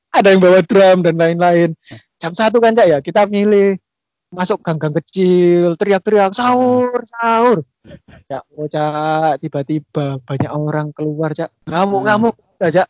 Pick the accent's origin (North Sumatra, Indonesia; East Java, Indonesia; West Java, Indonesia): East Java, Indonesia; Bangil; Kalau saya itu ya dari Bangil